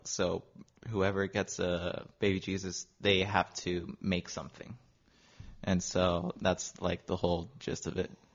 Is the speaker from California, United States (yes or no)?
yes; Long Beach, California, United States; born and raised in Long Beach my whole life